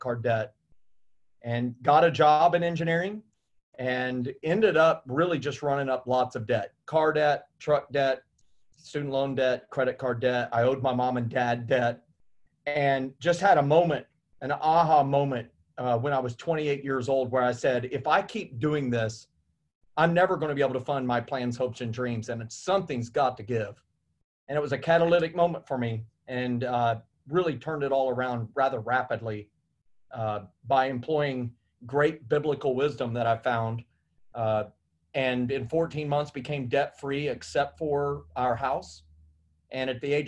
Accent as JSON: {"language": "English", "region": "Indiana", "country": "United States", "tie": "born or raised there", "said": "I grew up in Indiana and I was maybe 30 minutes south of Indianapolis"}